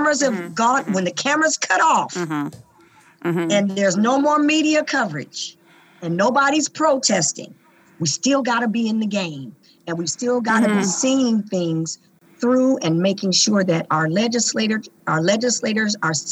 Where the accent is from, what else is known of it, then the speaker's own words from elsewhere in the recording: Tacoma, Washington, United States; the inner city of Tacoma and Hilltop, where I was born and raised